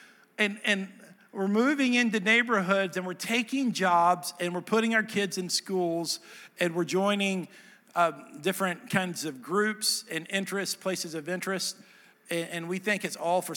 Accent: Dallas, Texas, United States; moved away as an adult; also born or lived in Nashville, Tennessee; now in Hendersonville, United States; I'm from Dallas

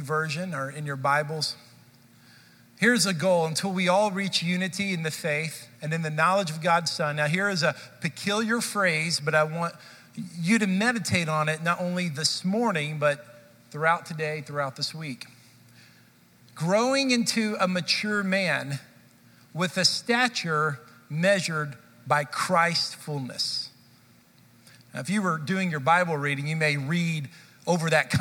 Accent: Dallas, Texas, United States; I grew up in Dallas

